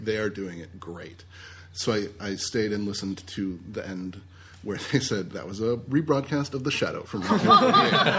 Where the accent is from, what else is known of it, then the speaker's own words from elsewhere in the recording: Washington, D.C. area, United States; Outside D.C.